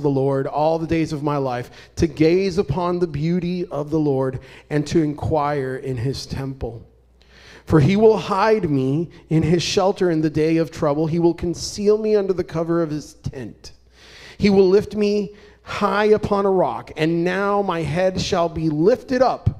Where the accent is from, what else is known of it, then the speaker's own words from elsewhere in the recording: Puerto Rico; moved away; also born or lived in Arizona; I'm originally from Puerto Rico.